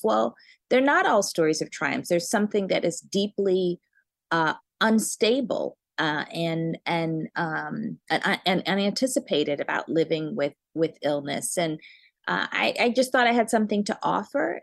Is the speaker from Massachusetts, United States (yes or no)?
yes; Cambridge, Massachusetts, United States; also born or lived in Birmingham, Alabama / Chicago; I was born in Alabama, but I was raised in Cambridge.